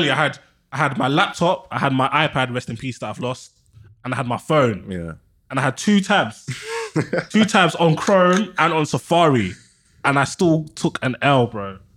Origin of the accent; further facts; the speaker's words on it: London, United Kingdom; I'm from Northwest.